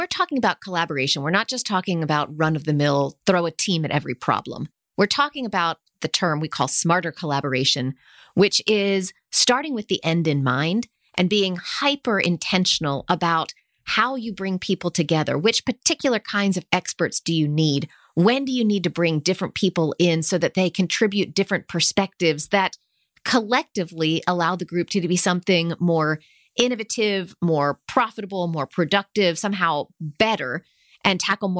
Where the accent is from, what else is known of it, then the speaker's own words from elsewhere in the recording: United States; growing up in the States in the 70s and 80s